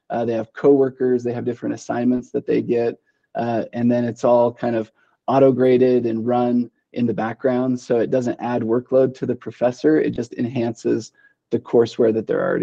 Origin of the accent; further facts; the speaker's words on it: Boise, Idaho, United States; now in Idaho Falls, United States; uh, yeah, so I, I'm from Western Idaho, Boise. I mean, it's not a big city by any means, uh, but it's definitely more metropolitan than uh, what Idaho Falls is.